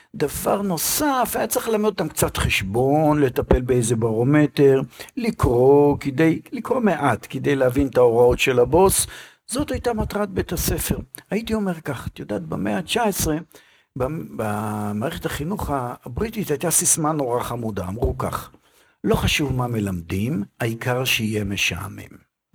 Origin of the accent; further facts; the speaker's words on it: Israel; אצלנו בישראל